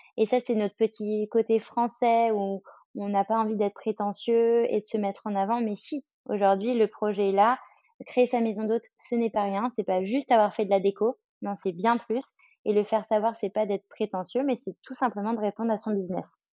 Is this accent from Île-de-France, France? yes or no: yes; Paris, Île-de-France, France; je suis parisienne, à Paris, il y a le bruit